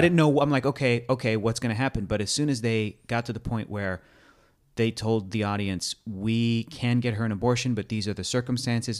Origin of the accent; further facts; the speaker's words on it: United States; as an American.